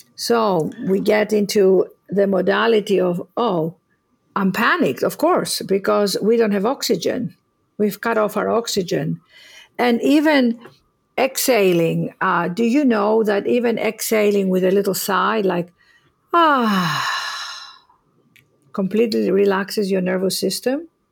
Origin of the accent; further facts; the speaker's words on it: Greece; moved away; I was born in Greece